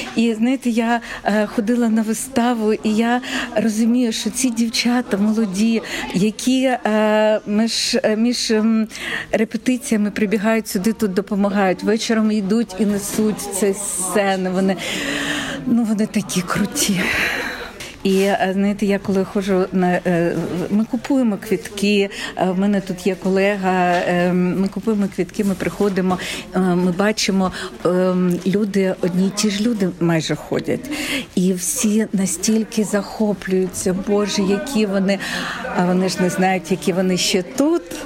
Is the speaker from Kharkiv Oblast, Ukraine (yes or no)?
yes; Kharkiv, Kharkiv Oblast, Ukraine; moved away as an adult; я також з Харкова